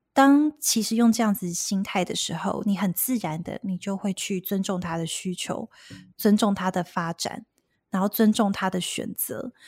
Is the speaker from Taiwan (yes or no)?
yes; Taiwan; moved away as an adult; now in Seattle, United States; 原本我也是在台湾长大的嘛